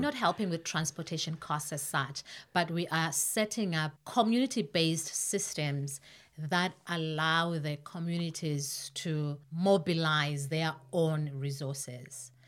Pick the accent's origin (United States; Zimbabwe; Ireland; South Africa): Zimbabwe; moved away as an adult; now in Canada; I was born and raised in Zimbabwe